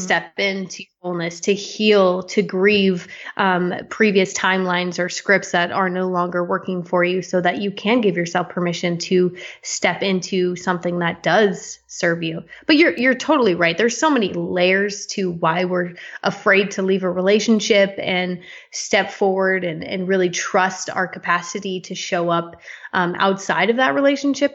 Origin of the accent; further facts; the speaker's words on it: Las Vegas, Nevada, United States; now in Canada; I was born in Las Vegas, Nevada.